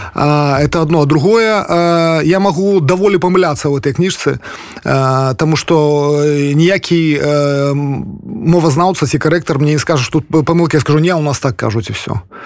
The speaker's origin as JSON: {"language": "Belarusian", "region": "Polesia", "country": "Belarus", "also_born_or_lived": "Pinsk", "said": "я палішукі беларус"}